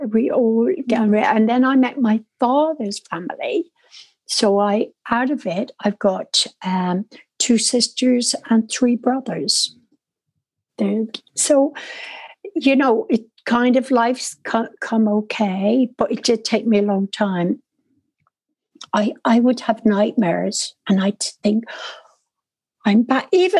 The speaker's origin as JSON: {"language": "English", "town": "Dublin", "region": "Leinster", "country": "Ireland", "tie": "born or raised there", "said": "But the strangest thing for me is I'm born and bred in Dublin. My accent is so different than my family, because they were all country girls that reared us."}